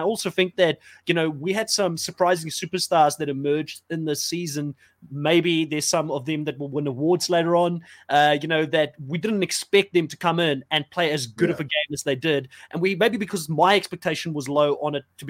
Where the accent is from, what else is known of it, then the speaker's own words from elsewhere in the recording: South Africa; moved away; I'm from South Africa originally